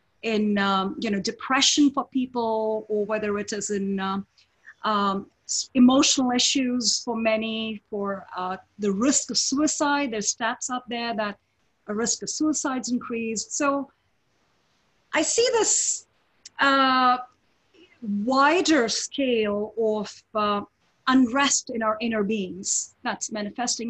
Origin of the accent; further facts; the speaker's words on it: India; moved away as an adult; now in United States; I grew up in India, you know, I was born in India, grew up there.